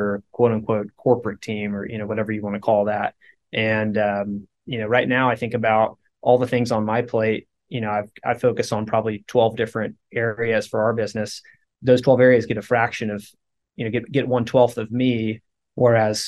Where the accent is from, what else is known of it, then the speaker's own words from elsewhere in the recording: Houston, Texas, United States; growing up in Houston